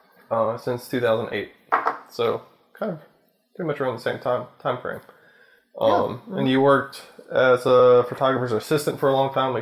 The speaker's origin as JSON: {"language": "English", "region": "Louisiana", "country": "United States", "said": "we're from Louisiana. We live outside of Baton Rouge"}